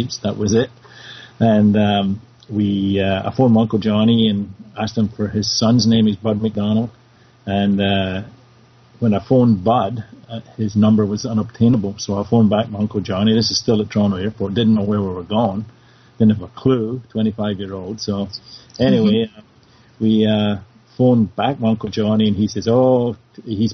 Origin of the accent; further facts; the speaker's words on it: Scotland, United Kingdom; moved away as an adult; also born or lived in Renfrewshire; now in Canada; I played in Scotland